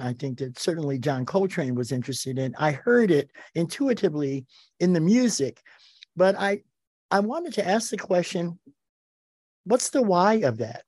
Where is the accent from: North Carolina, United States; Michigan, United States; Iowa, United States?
Michigan, United States; Detroit; I grew up in Detroit, Michigan, uh, in the nineteen fifties and sixties